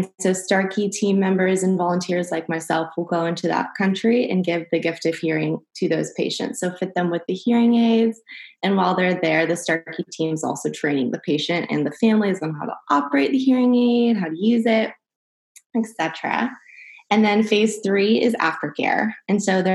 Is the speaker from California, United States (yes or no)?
yes; Huntington Beach, California, United States; I'm from Huntington Beach, California